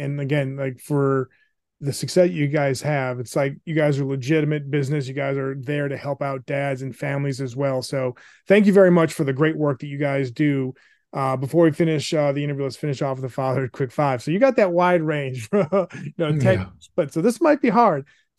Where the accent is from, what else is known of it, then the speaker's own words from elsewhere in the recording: New Hampshire, United States; I grew up in New Hampshire, like around the seacoast.